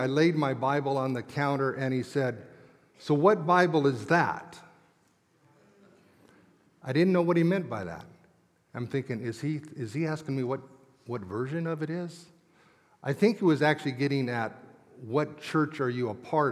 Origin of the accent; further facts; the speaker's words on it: Englewood, Colorado, United States; I grew up in Colorado at what was Inglewood First Christian Church